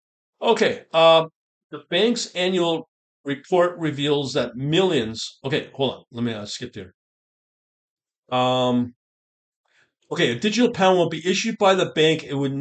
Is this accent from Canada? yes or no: yes; Canada; I can verify as a Canadian